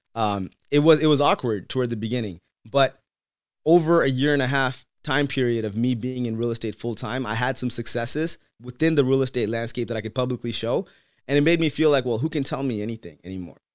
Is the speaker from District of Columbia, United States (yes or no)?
no; Seattle, Washington, United States; also born or lived in Tamil Nadu; growing up in Seattle without too many other Tamil people